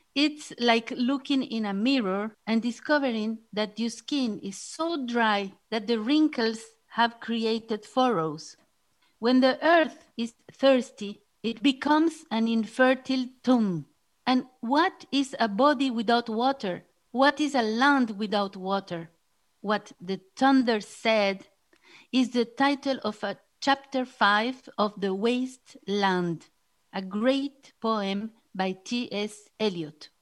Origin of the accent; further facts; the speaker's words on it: Bolivia; I am from Bolivia